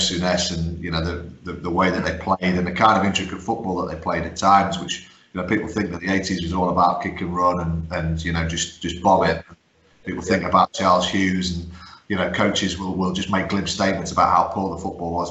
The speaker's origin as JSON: {"language": "English", "country": "Guernsey", "tie": "born or raised there", "also_born_or_lived": "County Durham", "said": "I was born in County Durham, although I grew up in Guernsey"}